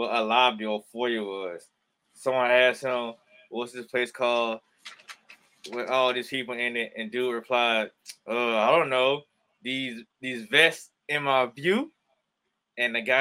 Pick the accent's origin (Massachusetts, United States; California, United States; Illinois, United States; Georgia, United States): Georgia, United States; I'm from the state of Georgia